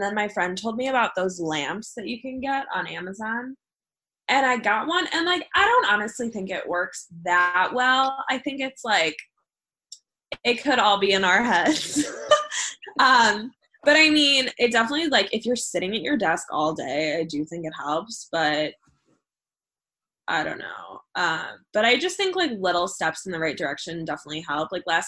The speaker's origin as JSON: {"language": "English", "town": "Cleveland", "region": "Ohio", "country": "United States", "moved": "as an adult", "lives_now": "Chicago, United States", "said": "I'm originally from Cleveland, Ohio, and everyone stays in Cleveland."}